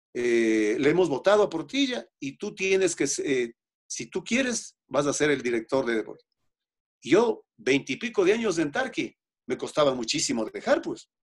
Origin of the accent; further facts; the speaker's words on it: Otavalo, Imbabura, Ecuador; yo tengo mi propia emisora de radio en mi tierra, en Otavalo